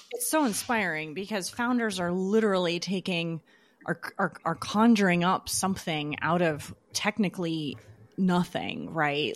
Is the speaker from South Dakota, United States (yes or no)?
no; Southern California, United States; I was born in Southern California